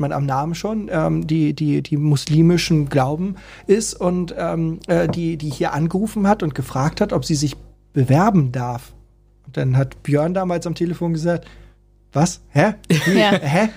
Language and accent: German; Hamburg, Germany; wir sind Hamburger.